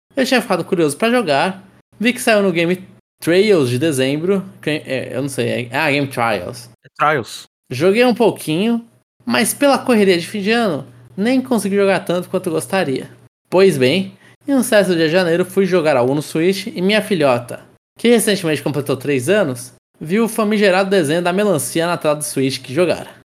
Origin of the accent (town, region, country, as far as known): Brazil